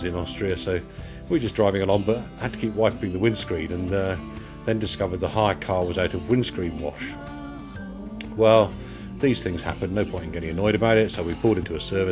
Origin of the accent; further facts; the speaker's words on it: Yeovil, South West England, United Kingdom; we're from Yeovil in Somerset